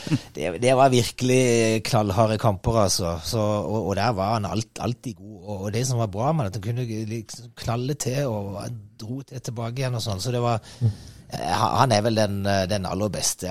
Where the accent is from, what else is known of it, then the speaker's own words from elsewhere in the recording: Kristiansand, Agder, Norway; moved away; jeg er oppvokst på Søm og havna i Don